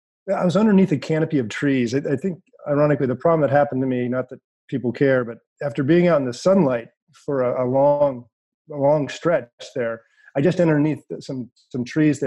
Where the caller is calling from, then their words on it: California, United States; So, we're talking here from Northern California.